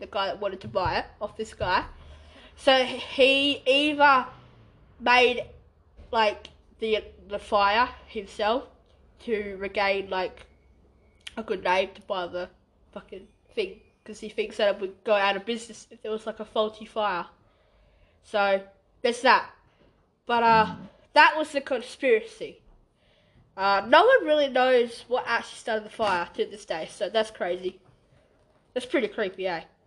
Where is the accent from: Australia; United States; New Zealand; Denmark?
Australia; Western Australia; we're from West Australia